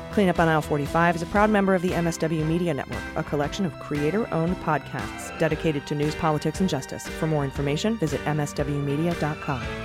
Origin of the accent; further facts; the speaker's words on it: Cleveland, Ohio, United States; now in San Diego, United States; I grew up in Cleveland